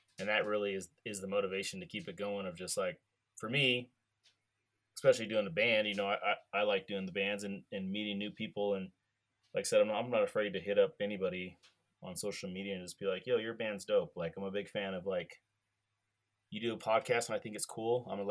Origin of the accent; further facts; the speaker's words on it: California, United States; I'm from California